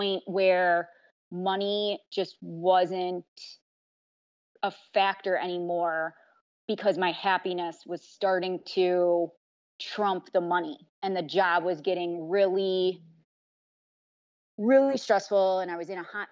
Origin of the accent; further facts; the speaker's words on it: Chicago, Illinois, United States; also born or lived in Indiana; I'm from Chicago, born and raised